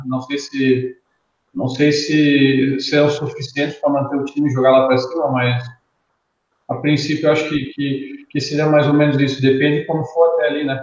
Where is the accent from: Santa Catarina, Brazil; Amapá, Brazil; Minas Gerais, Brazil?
Santa Catarina, Brazil; Itajaí; moved away as an adult; now in Chapecó, Brazil; eu sou de, eu sou de Itajaí, Santa Catarina, mas eu, tô, eu moro em Chapecó há sete anos